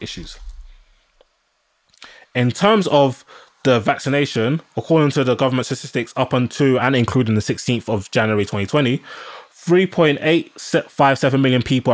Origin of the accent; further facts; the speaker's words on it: Nigeria; now in United Kingdom; I'm a black man, I'm Nigerian